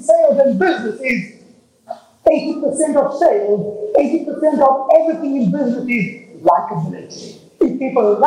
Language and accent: English; Texas, United States; I'm from Texas, actually. I mean, I look it, but I'm actually from Texas